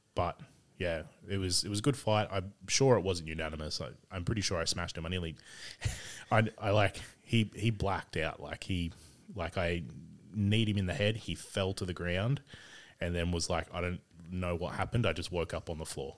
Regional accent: Sydney, New South Wales, Australia; also born or lived in Bourke / South Coast, New South Wales; grew up in Sydney around Carlingford, uh, Dundas for a while.

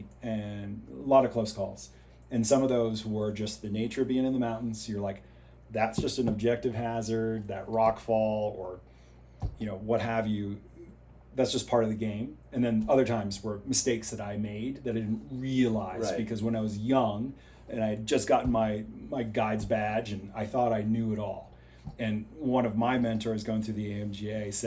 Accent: Vermont, United States; moved away; also born or lived in Chamonix; when I was a kid growing up in Vermont

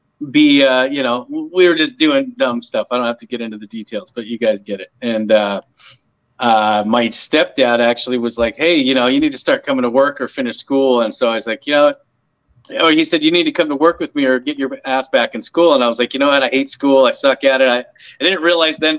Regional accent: Palmdale, California, United States; I grew up in Palmdale, California

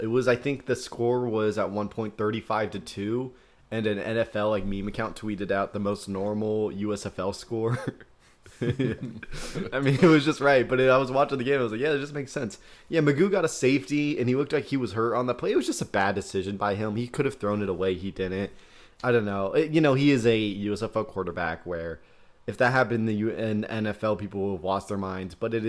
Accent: Midwest, United States; We are from the Midwest. That's our qualifications.

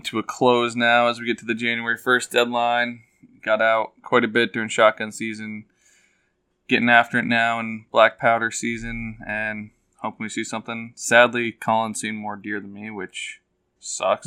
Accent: Western Massachusetts, United States; we're from Western Mass.

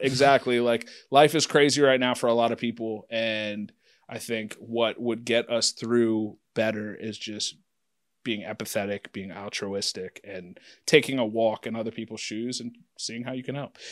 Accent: Anderson, Ohio, United States; I'm from Anderson

